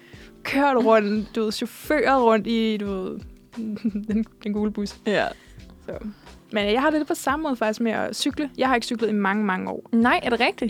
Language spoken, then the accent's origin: Danish; Odense, Southern Denmark, Denmark; moved away as an adult; also born or lived in Funen; now in Copenhagen, Denmark; jeg er fra Odense